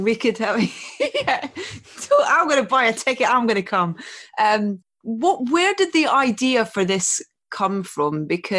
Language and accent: English; Scotland, United Kingdom; I grew up in Scotland